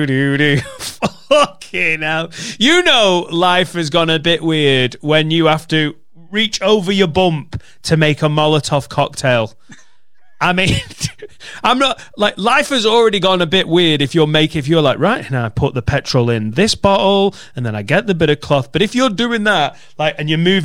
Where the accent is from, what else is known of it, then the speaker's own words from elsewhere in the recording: Preston, North West England, United Kingdom; accent: Lancashire; moved away; the street I grew up in Penwitham in Preston.